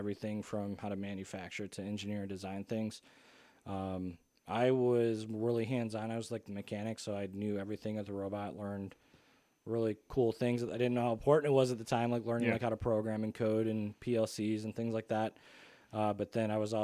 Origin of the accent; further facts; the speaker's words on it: Pontiac, Michigan, United States; most of my like school years were in Pontiac schools, grew up downtown Pontiac